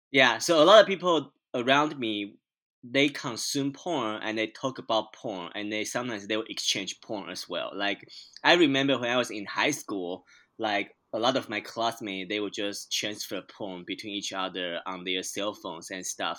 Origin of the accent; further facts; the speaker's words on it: Taiwan; moved away as an adult; now in United States; I'm a Taiwanese immigrant. So I, I was born and raised in Taiwan, and then I came to the U.S. seven years ago